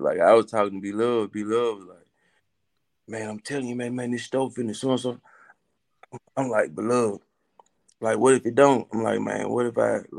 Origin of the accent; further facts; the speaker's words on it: Coldwater, Mississippi, United States; growing up in Coldwater, I'm gonna tell you, growing up in Coldwater, you gotta have thick skin